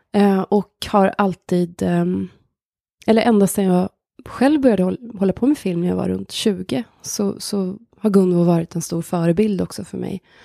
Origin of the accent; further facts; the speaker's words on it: near Hagfors, countryside in Värmland, Sweden; där växte jag upp